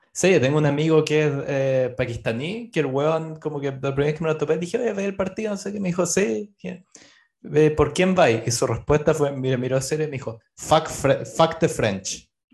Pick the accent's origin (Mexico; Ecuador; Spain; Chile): Chile; moved away; los chilenos somos